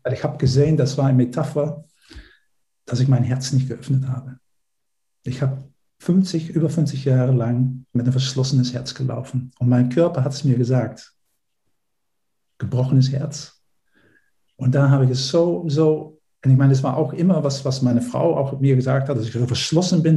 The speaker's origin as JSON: {"language": "German", "country": "Netherlands", "also_born_or_lived": "Berlin, Germany", "second_language": "German", "moved": "as an adult", "lives_now": "Germany", "said": "ich bin äh, Niederländer, wie man vielleicht auch äh, äh, unschwer äh, hören kann"}